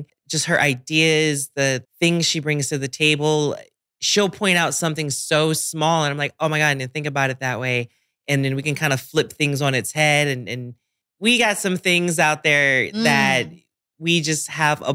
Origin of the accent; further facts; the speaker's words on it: Washington, District of Columbia, United States; I love my hometown to death